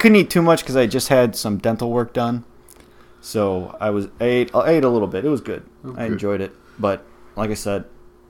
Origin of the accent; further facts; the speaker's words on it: Milwaukee, Wisconsin, United States; So full disclosure, we're from Milwaukee.